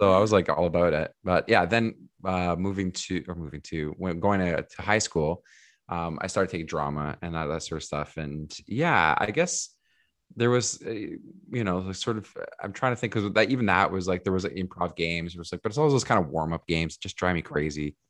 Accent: Mississauga, Ontario, Canada; also born or lived in Portugal; now in Toronto, Canada; I was born in Toronto, but I moved to Mississauga, like, even before kindergarten

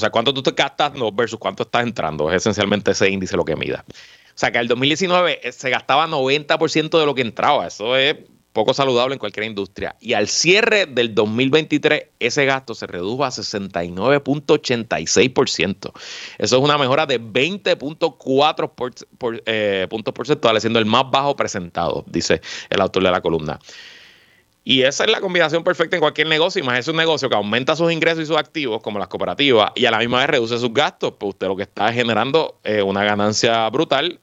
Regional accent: Puerto Rico; somos menos puertorriqueños que antes

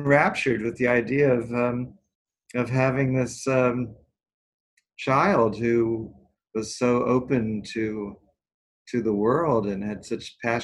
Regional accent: New York, United States; growing up in New York

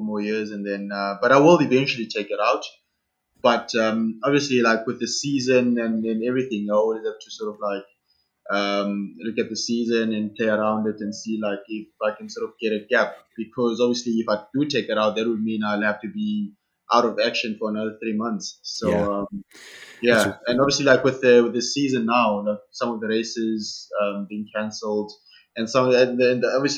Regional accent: South Africa; first language Xhosa; English is a second language; moved away as an adult; I was going to be the only Black South African for the circuit

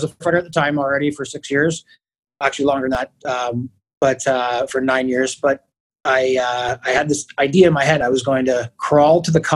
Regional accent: Kingston, Ontario, Canada; Born and raised in Kingston, and obviously stayed here to become a firefighter

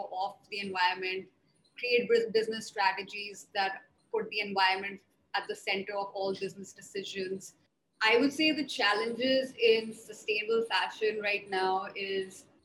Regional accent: New Delhi, Delhi, India; also born or lived in mountains of northern India (Himalayas) / Mumbai / Netherlands; So I grew up in New Delhi. I spent a lot of my time. I did all my schooling in New Delhi

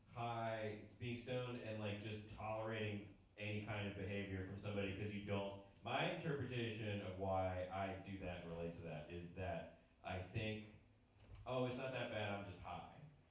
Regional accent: Westminster, Maryland, United States; also born or lived in Baltimore; I'm from Westminster, Maryland, but I started doing comedy in Baltimore, so now I say Baltimore because that's easier than saying Westminster, Maryland.

